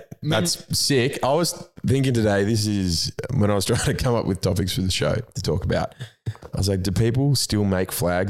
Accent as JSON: {"language": "English", "town": "Tumut", "region": "New South Wales", "country": "Australia", "moved": "yes", "lives_now": "Melbourne, Australia"}